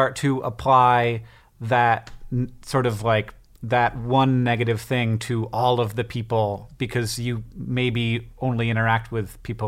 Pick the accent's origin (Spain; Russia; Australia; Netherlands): Netherlands; About half of our clients are Dutch, I'm from the Netherlands